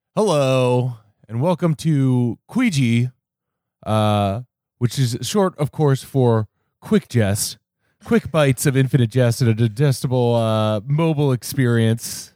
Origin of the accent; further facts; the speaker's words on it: Cincinnati, Ohio, United States; moved away; where I grew up in Cincinnati